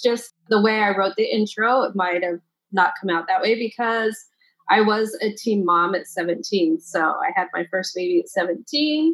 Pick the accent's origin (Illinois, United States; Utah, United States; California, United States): Utah, United States; also born or lived in Salt Lake City, Utah / St. George, Utah; We moved a lot, and I mean a lot. We moved all the time, all over the state of Utah.